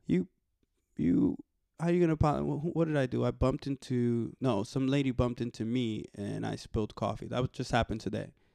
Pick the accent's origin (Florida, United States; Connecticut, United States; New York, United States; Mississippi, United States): New York, United States; New York City; I was raised in the Bronx